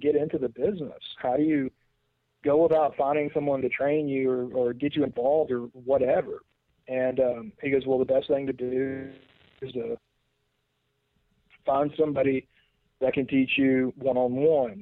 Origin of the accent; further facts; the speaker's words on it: Memphis, Tennessee, United States; born and raised in Memphis